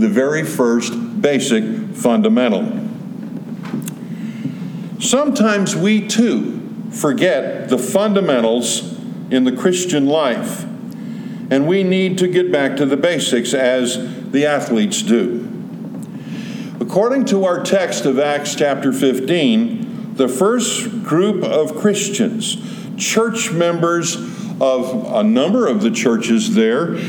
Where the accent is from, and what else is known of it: Southern California, United States; born or raised there